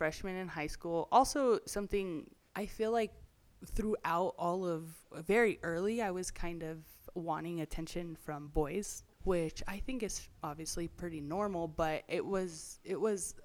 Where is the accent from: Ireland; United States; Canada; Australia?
United States; California; I grew up in California and single mom home